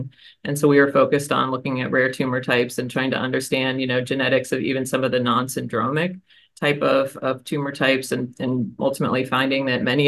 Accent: Kentucky, United States; born there; You don't even know this about me, Stan. I was born in Kentucky, actually.

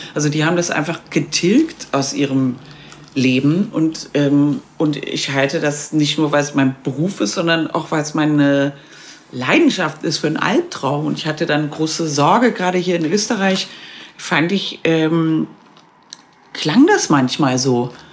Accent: West Germany, Germany; now in Vienna, Austria; für mich dann irgendwie die Heimat Westdeutschland aus den 70er Jahren

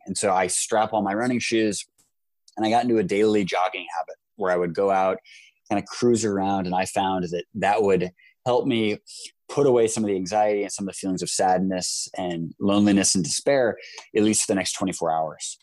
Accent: United States; because I'm American

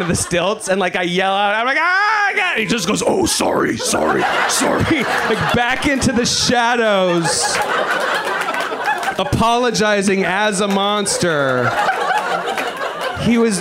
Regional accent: the South, United States; moved away; I'm from the South

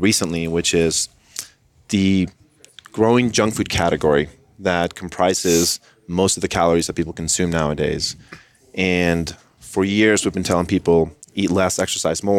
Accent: Colombia; I am from Colombia, South America

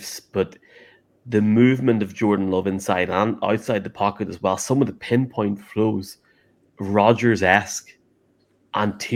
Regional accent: Ireland; should I stop being so Irish

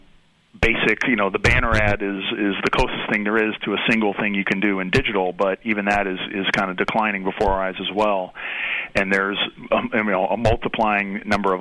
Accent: Atlanta, Georgia, United States; now in Cincinnati, United States; I grew up in Atlanta

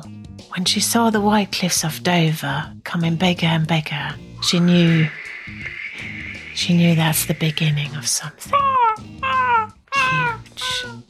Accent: Germany; English is a second language; moved away as an adult; now in United Kingdom; I'm a German expat in the UK.

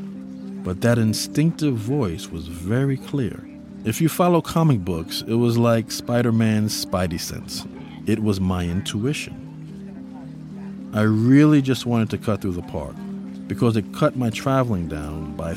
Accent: New York City, New York, United States; I grew up in New York City. It was a huge part of the foundation of my upbringing. I lived in the Bronx

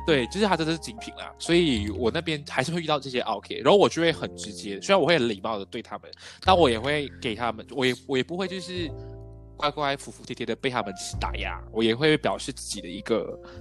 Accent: Malaysia; also born or lived in Taiwan; 我们来自一个比较多元文化背景的国家

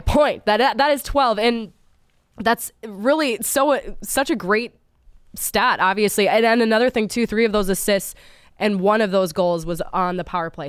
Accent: Minnesota, United States; now in Philadelphia, United States; where I come from Minnesota

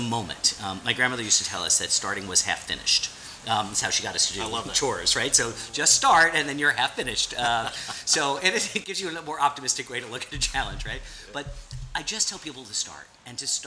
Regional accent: born in the Bronx, New York, United States; moved away as an adult; now in Washington, D.C., United States; I'm a kid from New York, right? So, and I'm, you know, born in the Bronx, raised just north.

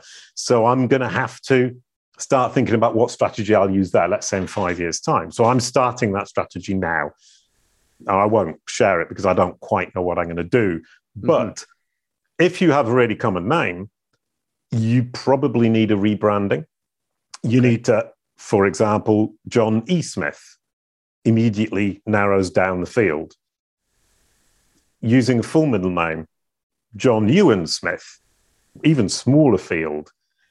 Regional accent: Denton, Yorkshire and the Humber, United Kingdom; born there; I was born in 1966 in Denton in North Yorkshire and hung out with cows and sheep

